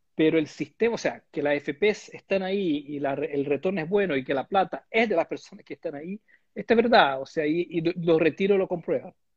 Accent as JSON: {"language": "Spanish", "country": "Brazil", "second_language": "Spanish", "moved": "as an adult", "lives_now": "Chile", "said": "yo soy de Brasil"}